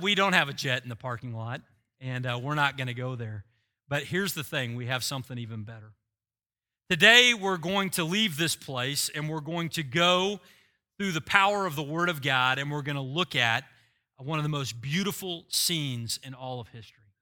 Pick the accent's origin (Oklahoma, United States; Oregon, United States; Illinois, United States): Oklahoma, United States; I'm from Oklahoma